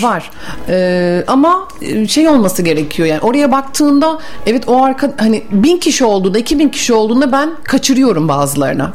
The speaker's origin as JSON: {"language": "Turkish", "region": "Bursa", "country": "Turkey", "tie": "born or raised there", "also_born_or_lived": "Mudanya", "said": "Bursa doğumluyum. Mudanya'da ikametgah ediyorum yapıyoruz."}